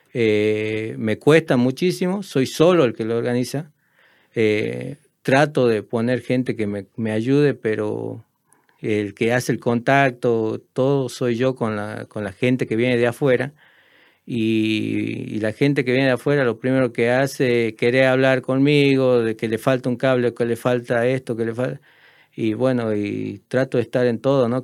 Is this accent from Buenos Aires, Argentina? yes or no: no; Tartagal, Salta, Argentina; also born or lived in San Pedro de Jujuy, Jujuy, Argentina; Soy de San Pedro de Jujuy. Me vine a los 10 años a Tartagal. Eh, me considero una persona de Tartagal.